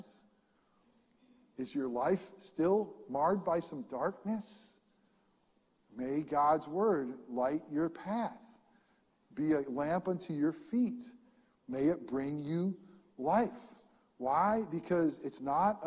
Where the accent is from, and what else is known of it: upstate New York, United States; born or raised there